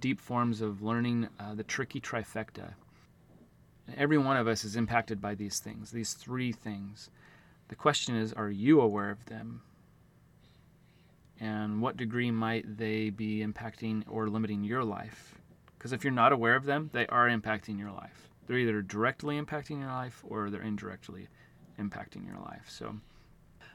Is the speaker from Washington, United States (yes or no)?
yes; Auburn, Washington, United States; I'm from Auburn, Washington, which is the Seattle-Tacoma area.